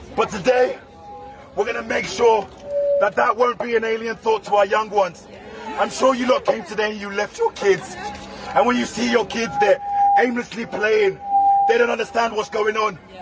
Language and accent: English; London, United Kingdom; I'm 28 years old, born and raised in London.